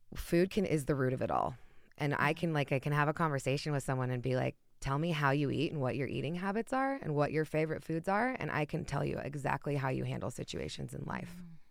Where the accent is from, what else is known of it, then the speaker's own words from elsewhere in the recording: Utah, United States; moved away as an adult; now in Colorado, United States; I'm still close to home. I'm from Utah, so I'm about an hour and a half away flight.